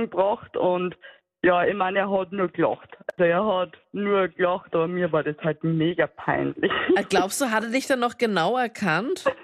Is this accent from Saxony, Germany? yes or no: no; Cologne, North Rhine-Westphalia, Germany; Und ich war da aber Kölner und als Kölnerin habe ich da gewartet.